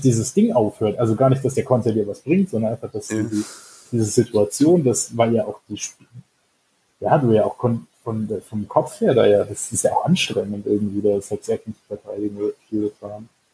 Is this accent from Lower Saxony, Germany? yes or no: no; Stuttgart, Baden-Württemberg, Germany; komme ja ursprünglich aus, äh, aus Stuttgart